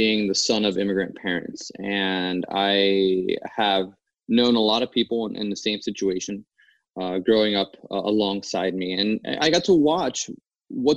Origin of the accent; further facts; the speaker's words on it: New Jersey, United States; growing up in New Jersey, where I did